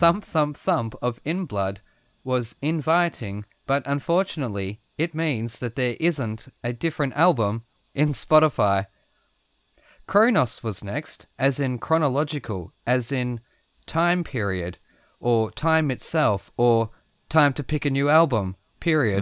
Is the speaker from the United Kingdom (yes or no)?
no; Australia; I'm from Australia